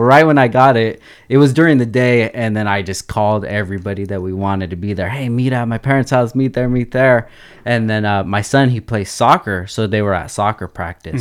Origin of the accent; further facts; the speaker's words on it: Oxnard, California, United States; I grew up, born and raised in Oxnard